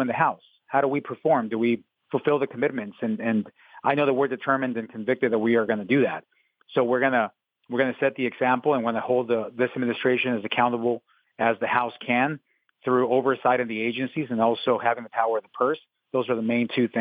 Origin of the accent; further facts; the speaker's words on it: Mexico; English is a second language; now in Arizona, United States; I was born in Mexico